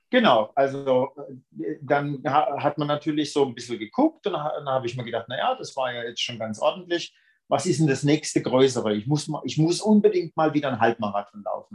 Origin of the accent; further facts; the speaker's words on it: Brühl, Germany; moved away; das war in meinem Heimatort. Also aus dem Ort in Brühl ist das, wo ich eigentlich herkomme